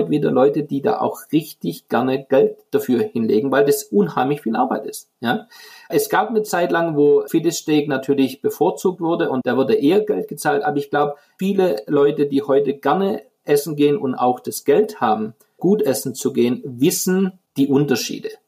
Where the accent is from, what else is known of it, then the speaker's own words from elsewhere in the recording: Baden-Württemberg, Germany; Und ich gebe jetzt einfach ein Beispiel aus meiner Heimat, aus dem Schwäbischen, die Maultasche.